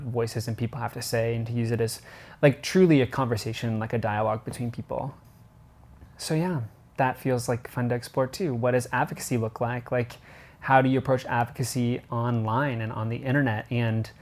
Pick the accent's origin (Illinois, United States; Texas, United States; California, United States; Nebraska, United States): Nebraska, United States; Lincoln; moved away; I grew up in suburbia. Everything is beige. Lincoln, Nebraska